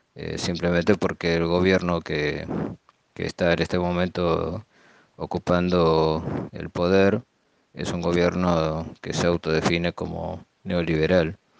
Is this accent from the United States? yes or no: no; Argentina; yo viví en parte todo ese proceso en mi país, en Argentina